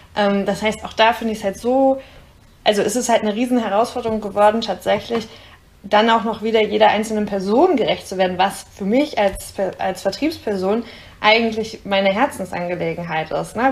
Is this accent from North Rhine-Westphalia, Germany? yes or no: yes; near Herford, North Rhine-Westphalia, Germany; Ich komme ja aus der Nähe.